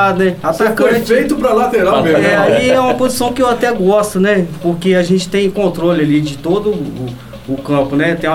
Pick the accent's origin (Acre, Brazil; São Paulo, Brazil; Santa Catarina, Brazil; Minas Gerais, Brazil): Minas Gerais, Brazil; Coab; eu sou da Coab, fui criado na Coab.